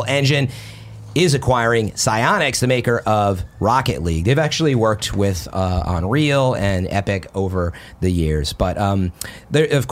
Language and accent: English; outside Chicago area, Illinois, United States; moved away; I'm from Illinois originally, outside Chicago area